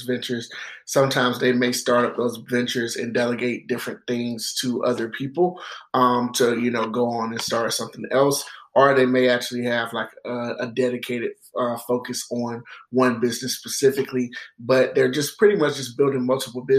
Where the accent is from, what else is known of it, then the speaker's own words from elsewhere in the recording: Greenville, South Carolina, United States; also born or lived in Denmark, South Carolina; I'm originally from Greenville, South Carolina. I was born and raised there